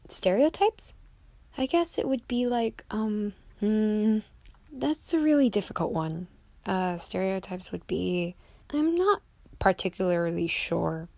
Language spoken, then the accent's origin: English; United States; also born or lived in Jiangxi, China; I was adopted by a American mom. She's single, and she brought me back here for a new life